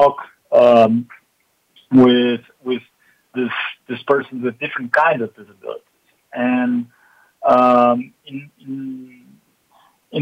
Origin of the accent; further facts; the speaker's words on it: Porto Alegre, Rio Grande do Sul, Brazil; I was born and raised in the south of Brazil, in a city called Porto Alegre